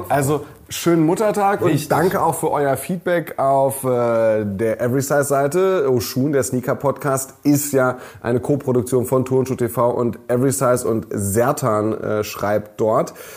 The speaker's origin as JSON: {"language": "German", "area": "near Wolfsburg", "region": "Lower Saxony", "country": "Germany", "tie": "born or raised there", "moved": "yes", "said": "Ich bin ja in der Nähe von Wolfsburg geboren und aufgewachsen"}